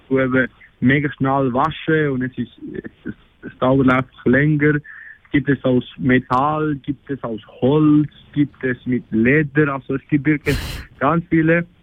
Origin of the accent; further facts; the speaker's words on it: Argentina; German is a second language; ich bin 20 Jahre alt und ich komme aus Argentinien.